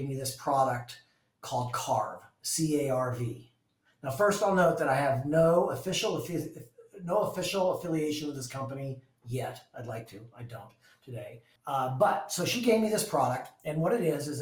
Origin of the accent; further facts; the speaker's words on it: Vail, Colorado, United States; now in Seattle, United States; I grew up in Vail, Colorado, at a ski area